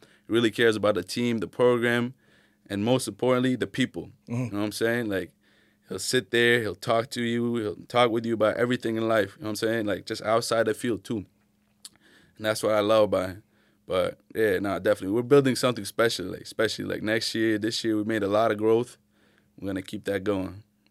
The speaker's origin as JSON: {"language": "English", "town": "Manchester", "region": "New Hampshire", "country": "United States", "tie": "born or raised there", "said": "Yeah, and Keene, like growing up in Manch, you know about Keene, trust me."}